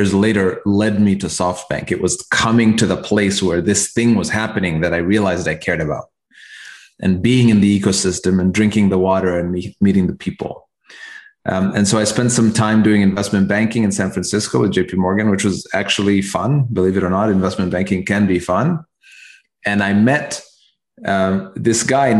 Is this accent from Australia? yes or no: no; Kenya; moved away as an adult; also born or lived in Nairobi / Cambridge, Massachusetts; growing up in Kenya